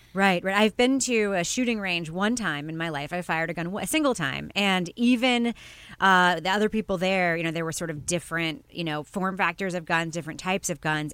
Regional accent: United States; as an American

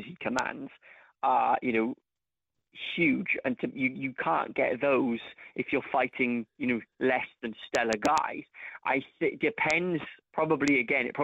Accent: Cardiff, Wales, United Kingdom; my hometown of Cardiff

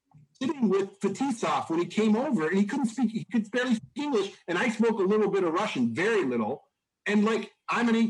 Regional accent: Hamilton, Ontario, Canada; moved away as an adult; also born or lived in Cleveland, Ohio / Columbus area, Ohio; now in Ohio, United States; I came from a very, very small town in Canada called Mount Hope

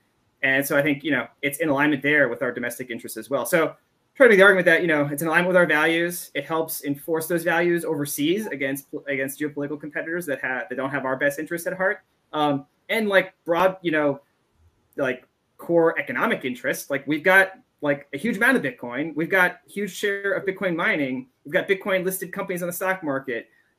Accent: United States; I'm also an American

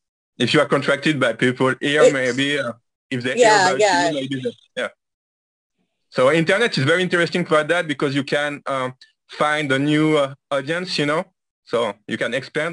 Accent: France; I'm from France.

